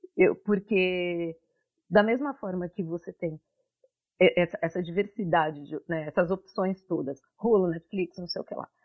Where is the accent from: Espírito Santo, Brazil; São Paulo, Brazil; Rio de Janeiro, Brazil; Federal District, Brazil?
São Paulo, Brazil; Santos; moved away as an adult; now in New York, United States; Eu sou de Santos